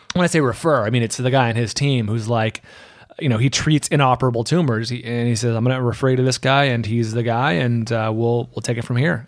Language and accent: English; San Francisco Bay Area, California, United States; moved away as an adult; now in Los Angeles, United States; I'm from the Bay Area, San Francisco Bay Area